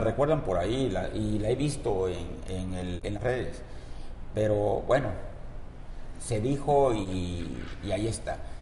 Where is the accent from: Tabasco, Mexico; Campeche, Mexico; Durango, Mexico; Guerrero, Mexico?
Tabasco, Mexico; Villahermosa; Nosotros nacimos en la calle Juárez, en el centro de Villahermosa, donde tuve mi laboratorio por añísimos